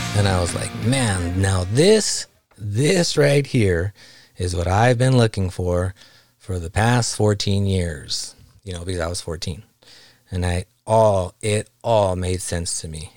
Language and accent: English; South Gate, California, United States; I grew up in Los Angeles, Southgate, California in the nineties